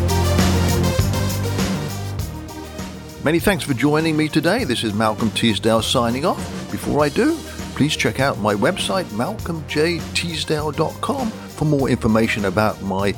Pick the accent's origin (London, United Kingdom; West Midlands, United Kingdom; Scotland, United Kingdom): West Midlands, United Kingdom; Coventry; moved away as an adult; now in United States; born and raised in Coventry, England